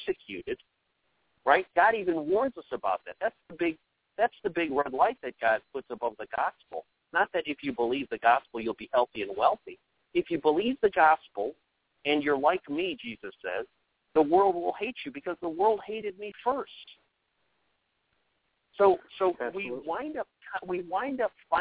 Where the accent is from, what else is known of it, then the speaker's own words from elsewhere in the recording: United States; every one of us are Americans